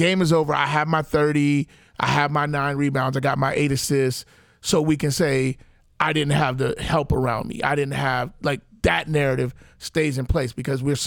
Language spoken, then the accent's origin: English; Chicago, Illinois, United States; I'm spoiled as a Chicagoan watching Michael Jordan